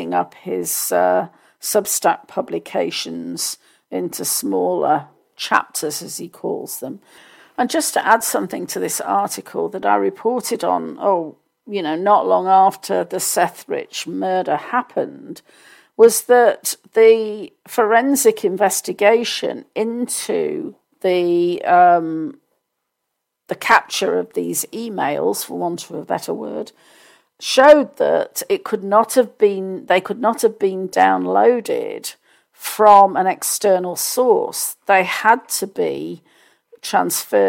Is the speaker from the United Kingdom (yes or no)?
yes; United Kingdom; as a Brit